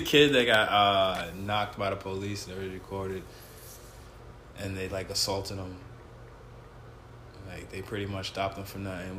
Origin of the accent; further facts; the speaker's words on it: New York City, New York, United States; I'm straight from Queens, man.